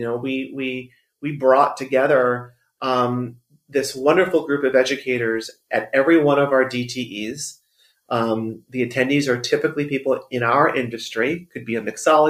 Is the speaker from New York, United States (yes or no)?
yes; New York, United States; moved away as an adult; now in Los Angeles, United States; I am a New Yorker. I've lived my whole life in New York